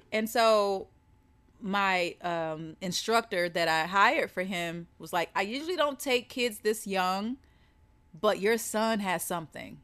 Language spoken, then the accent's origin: English; the South, United States; I'm from the South